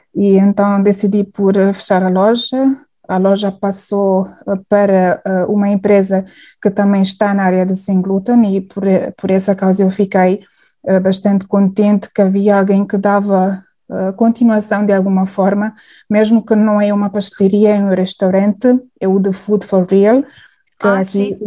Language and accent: Portuguese; Hungary; Portuguese is a second language; moved away as an adult; now in Portugal; eu sou húngara